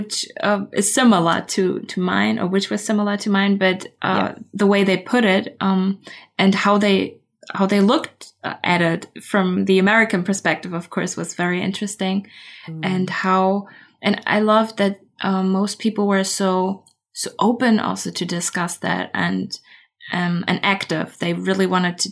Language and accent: English; Berlin, Germany; English is a second language; I'm from Berlin, Berlin, Germany